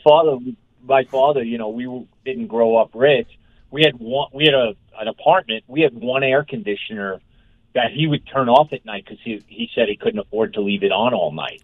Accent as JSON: {"language": "English", "region": "Northeast", "country": "United States", "tie": "born or raised there", "moved": "yes", "lives_now": "Denver, United States", "said": "I grew up in the Northeast"}